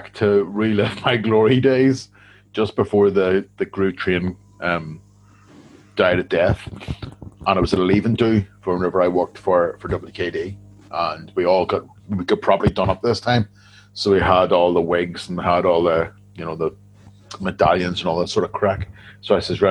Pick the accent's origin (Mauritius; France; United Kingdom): United Kingdom; Loughinisland, Northern Ireland; I'm from Lochan Island